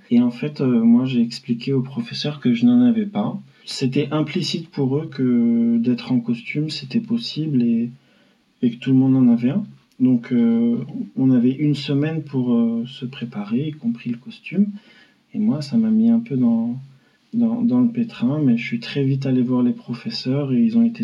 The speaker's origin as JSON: {"language": "French", "town": "Paris", "region": "Île-de-France", "country": "France", "tie": "born or raised there", "said": "À Porte des Lilas"}